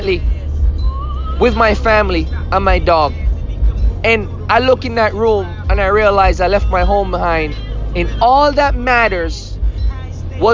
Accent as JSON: {"language": "English", "country": "Jamaica", "moved": "yes", "lives_now": "Austin, United States", "said": "I'm Jamaican"}